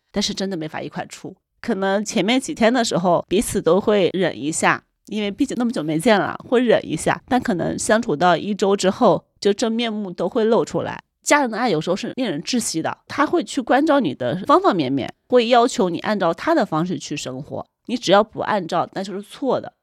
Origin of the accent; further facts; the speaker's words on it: Hunan, China; moved away as an adult; now in Beijing, China; 我老家是一个湖南的十八线小县城，其实是前几年刚刚摘掉了国家级贫困线的帽子，但它有一个背景在于它有一百五十万人口，就属于一个规模很大的县城